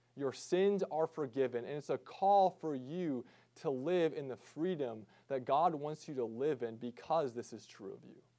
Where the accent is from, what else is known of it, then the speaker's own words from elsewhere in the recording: United States; us as American Christians